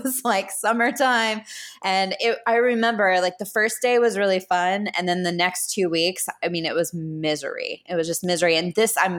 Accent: Houston, Texas, United States; When we were little growing up in Houston

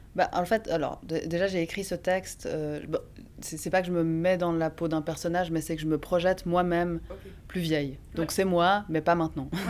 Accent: Bellevue, Geneva, Switzerland; C'était à Bellevue. C'est là, là où j'ai grandi.

